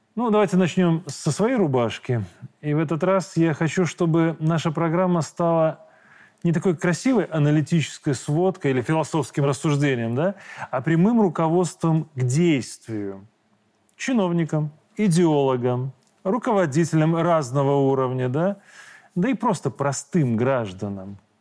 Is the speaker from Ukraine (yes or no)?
no; Belarus; мы простые белорусы